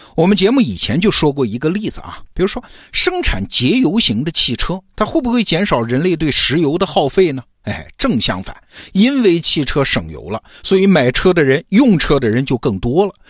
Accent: China; 我们中国人

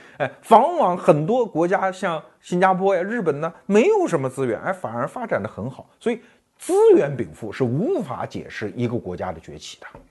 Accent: China; 我们中国人

